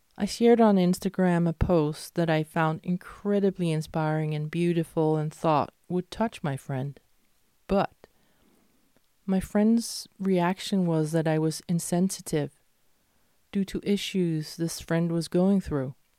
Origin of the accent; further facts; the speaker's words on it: Denmark; also born or lived in Malmö, Sweden; what I grew up with in Denmark